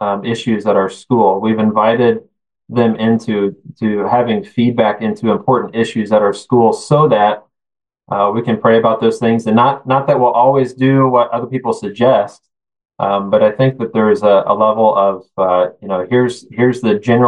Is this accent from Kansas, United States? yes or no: yes; Kansas, United States; I'm the superintendent of my hometown school, Christian school. So it's fun to be back home, close to family